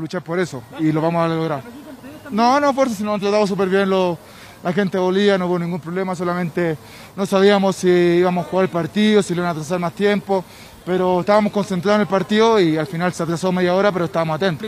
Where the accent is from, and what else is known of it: Chile